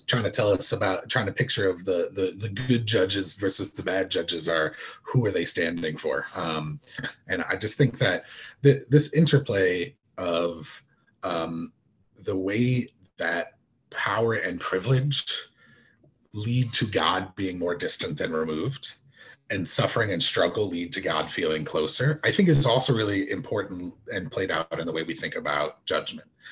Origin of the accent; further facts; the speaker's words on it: United States; as an American